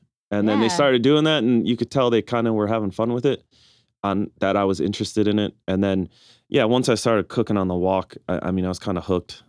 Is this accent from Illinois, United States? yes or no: no; Milwaukee, Wisconsin, United States; I'm born and raised in Milwaukee, Wisconsin.